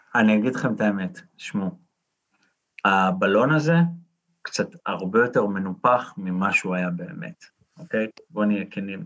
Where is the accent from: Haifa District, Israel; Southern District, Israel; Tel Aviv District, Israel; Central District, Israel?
Tel Aviv District, Israel; Holon; אני מח- מחולון